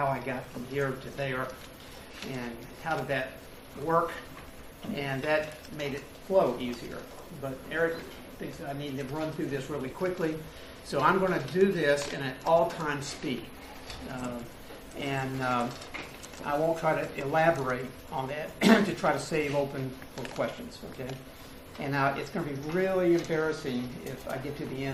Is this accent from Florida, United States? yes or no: no; Starkville, Mississippi, United States; My hometown is Starkville